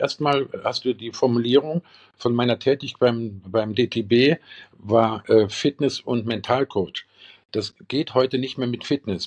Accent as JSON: {"language": "German", "region": "Eifel", "country": "Germany", "said": "bei uns in der Eifel"}